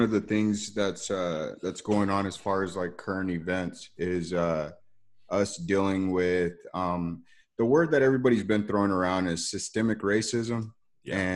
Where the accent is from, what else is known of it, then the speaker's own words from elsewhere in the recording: United States; And me being African American, you know, I've I've been uh, stereotyped.